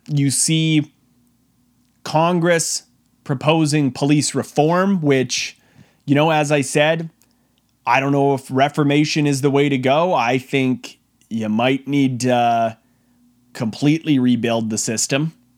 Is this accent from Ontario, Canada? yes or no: no; Brooks, Alberta, Canada; My hometown of Brooks